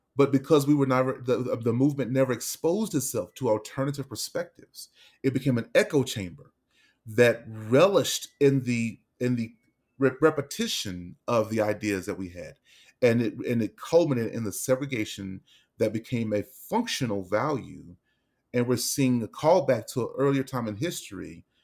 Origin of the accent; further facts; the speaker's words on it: Dallas, Texas, United States; now in Denver, United States; we're from Dallas